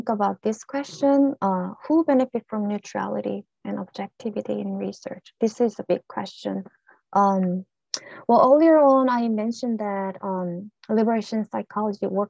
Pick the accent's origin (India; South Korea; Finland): South Korea; accent: ethnic accent; English is a second language; now in United States; as a Korean immigrant